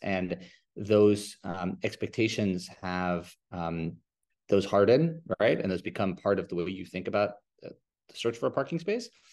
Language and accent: English; New York, United States; I grew up in New York